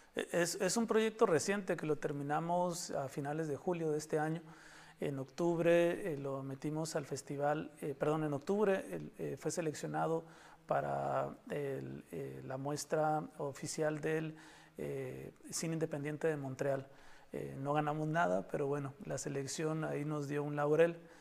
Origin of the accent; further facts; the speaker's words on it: Baja California, Mexico; also born or lived in Mexico City; los, los bajacalifornianos